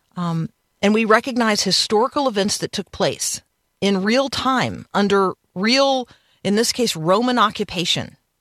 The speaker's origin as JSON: {"language": "English", "town": "Tampa", "region": "Florida", "country": "United States", "tie": "born or raised there", "also_born_or_lived": "Indiana", "said": "because I grew up in Tampa."}